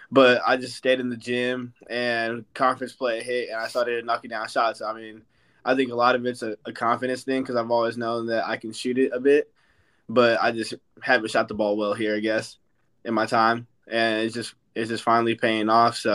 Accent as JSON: {"language": "English", "town": "San Jose", "region": "California", "country": "United States", "tie": "born there", "lives_now": "Las Vegas, United States", "said": "I'm from. I was born in San Jose, and I moved to Vegas, so I, I live pretty close close to the beach"}